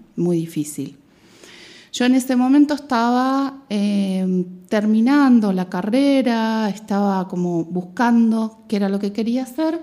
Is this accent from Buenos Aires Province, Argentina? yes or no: yes; Mar del Plata, Buenos Aires Province, Argentina; moved away as an adult; also born or lived in Patagonia; now in Spain; viví toda mi vida en Mar del Plata